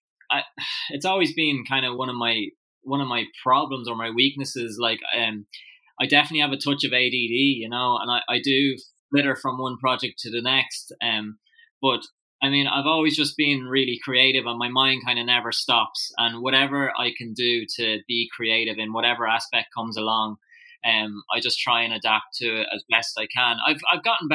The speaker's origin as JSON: {"language": "English", "town": "Drogheda", "region": "County Louth", "country": "Ireland", "tie": "born or raised there", "said": "I was born in Drogheda originally, and then my family moved out to the countryside just outside Drogheda when I was about 5. So I still went to school in Drogheda"}